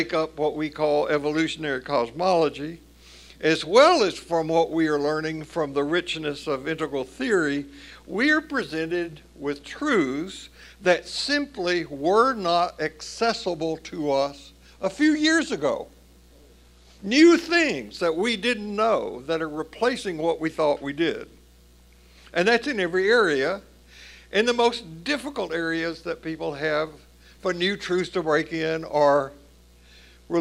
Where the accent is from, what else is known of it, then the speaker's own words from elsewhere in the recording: Tennessee, United States; growing up in the Southern Baptist Church in Tennessee